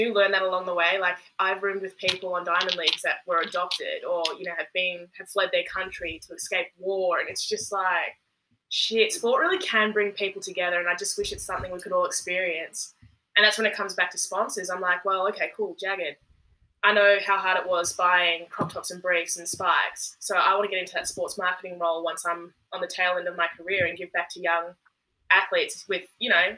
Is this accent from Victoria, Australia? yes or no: yes; Werribee, Victoria, Australia; we grew up in Werribee